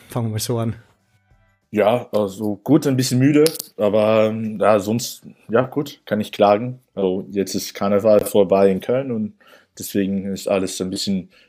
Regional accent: New York, United States; moved away as an adult; now in Germany; Aber ich bin zwar in New York aufgewachsen, habe auch da meinen Bachelor gemacht und nach meinem Bachelor bin ich nach äh, Deutschland gezogen.

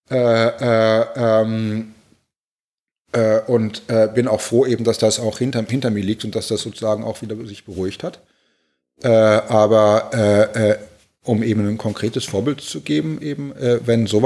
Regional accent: Berlin, Germany; moved away; ich vermisse meine, meine Heimatstadt, gerade Berlin, äh, äh, täglich, aber äh, ich könnte da nie arbeiten.

